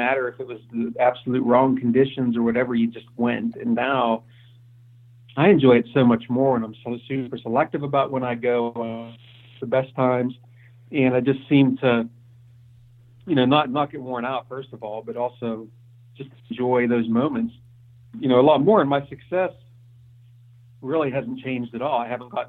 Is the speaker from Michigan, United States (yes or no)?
no; Pennsylvania, United States; also born or lived in Ohio; my family and I moved back to Pennsylvania, where my wife and I both grew up here, and we moved back to Pennsylvania from Ohio.